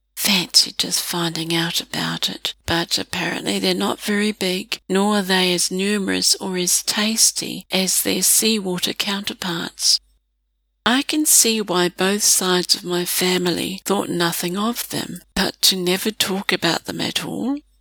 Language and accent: English; New Zealand; also born or lived in Australia